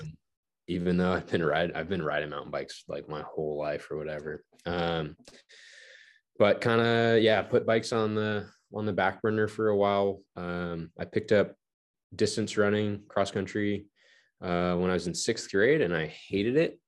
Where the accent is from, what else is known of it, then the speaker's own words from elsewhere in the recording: Palmdale, California, United States; I grew up in Palmdale, California, which is like an hour northeast of Los Angeles